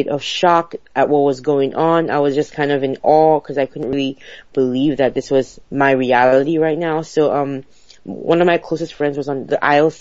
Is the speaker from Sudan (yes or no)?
no; Nigeria; now in Houston, United States; I'm originally from Nigeria. While I was back in Nigeria, when I was a teenager, I was in high school, boarding school